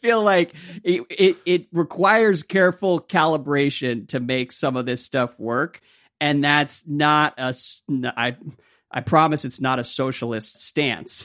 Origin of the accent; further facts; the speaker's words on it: United States; as an American, an American sports fan